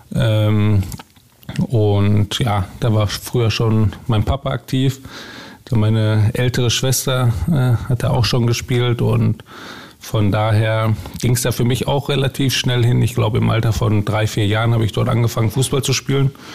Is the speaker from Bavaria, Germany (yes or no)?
no; Bochum, North Rhine-Westphalia, Germany; Ist meine Heimatstadt